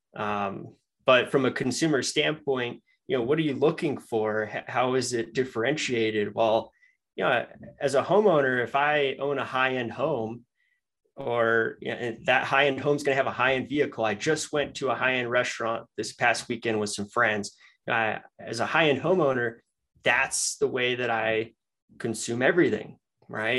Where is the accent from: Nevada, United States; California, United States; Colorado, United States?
Colorado, United States; Denver; moved away as an adult; also born or lived in Michigan; I'm from Denver